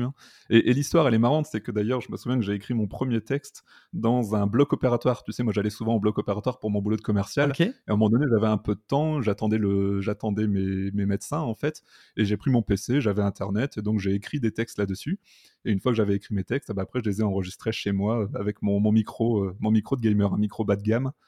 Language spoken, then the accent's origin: French; north of France, France; je suis originaire du nord de la France